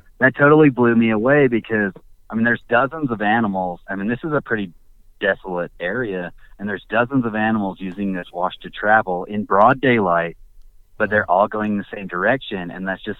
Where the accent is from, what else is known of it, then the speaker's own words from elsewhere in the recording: Utah, United States; I'm from Utah